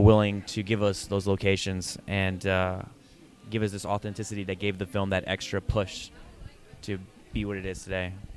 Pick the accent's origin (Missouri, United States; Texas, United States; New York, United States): New York, United States; New York City; I've been living here since I was six years old